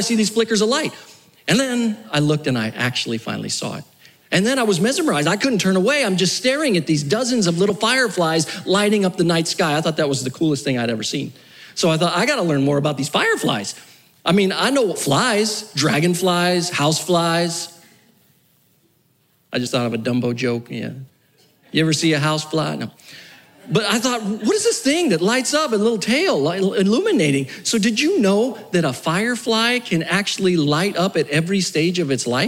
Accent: New Mexico, United States; moved away; also born or lived in South Florida; I grew up in New Mexico, and then I lived in South Florida.

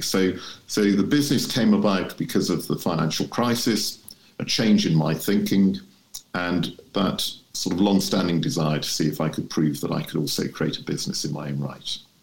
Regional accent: Shropshire, West Midlands, United Kingdom; I was born and raised in Shropshire, which is where my home is.

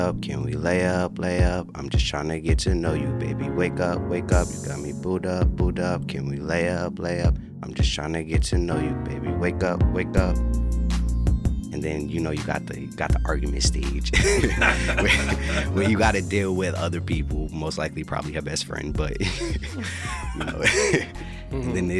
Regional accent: New York City, New York, United States; now in Los Angeles, United States; I'm from New York City, Queensbridge to be exact, and how I made it to LA was through this amazing female.

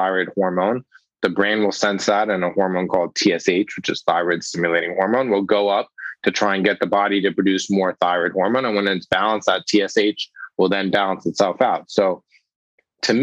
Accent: Los Angeles, California, United States; moved away as an adult; now in New York, United States; I grew up in Los Angeles, but did all my medical training here in New York

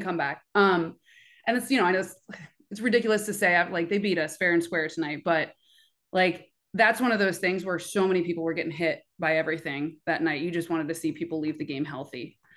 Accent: Oakland, California, United States; I am from Oakland, born and raised, but originally from New York

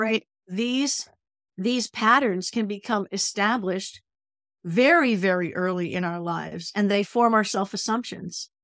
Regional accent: New England, United States; now in California, United States; I'm from New England

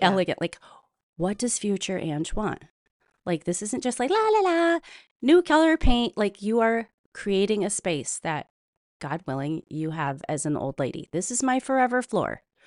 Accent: Midwest, United States; I'm from the Midwest, we have a very distinct traditions, whether they're Brandy Alexander's or dinner, supper clubs

